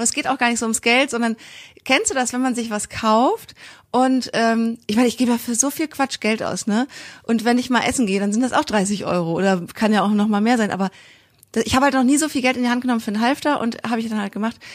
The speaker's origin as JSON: {"language": "German", "town": "Kiel", "region": "Schleswig-Holstein", "country": "Germany", "said": "Ich komme ja auch aus Kiel, so wie Mira"}